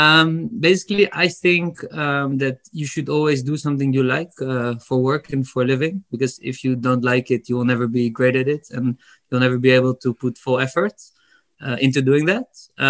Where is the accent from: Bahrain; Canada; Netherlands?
Netherlands; Amsterdam, North Holland; Well, of course, I'm from Amsterdam